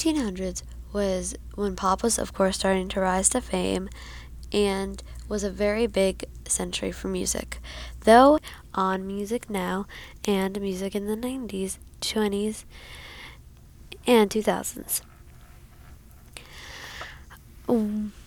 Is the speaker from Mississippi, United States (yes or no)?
no; Arlington, Virginia, United States; I am from Arlington, Virginia